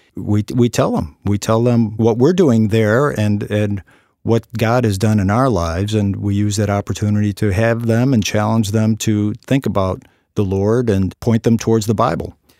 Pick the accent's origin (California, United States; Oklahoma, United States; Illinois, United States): Illinois, United States; Chicago; moved away; also born or lived in London; when I was a little boy growing up in Chicago